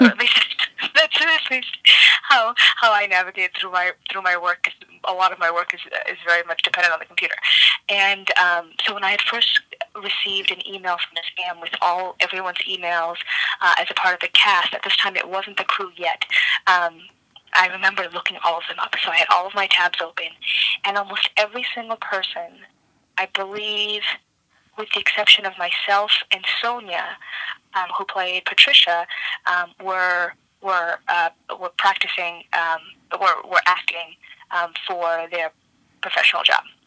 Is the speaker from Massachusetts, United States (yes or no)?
yes; Cambridge, Massachusetts, United States; moved away; also born or lived in Somerville, Massachusetts; I'm not originally from Chicago. I'm originally from Boston, more specifically um, Cambridge and Somerville in in Massachusetts.